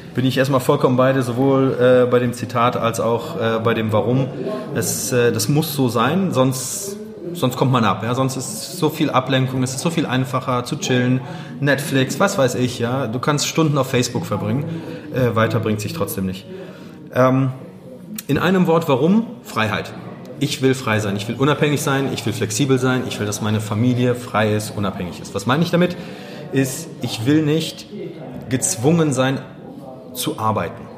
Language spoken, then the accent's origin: German; Wuppertal, North Rhine-Westphalia, Germany; also born or lived in Gdańsk, Poland; now in Düsseldorf, Germany; in Danzig geboren, äh, rübergekommen, da war ich sechs. Also meine Eltern sind rübergekommen, ich war dabei. Ähm, das war 88 und ja, seitdem hier aufgewachsen in Wuppertal